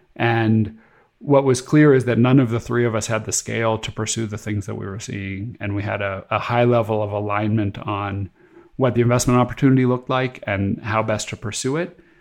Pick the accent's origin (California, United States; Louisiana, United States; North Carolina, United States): California, United States; moved away as an adult; also born or lived in Boston; where I grew up in California